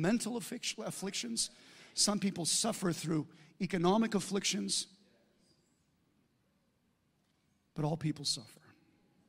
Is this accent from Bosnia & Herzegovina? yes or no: no; United States; I'm an American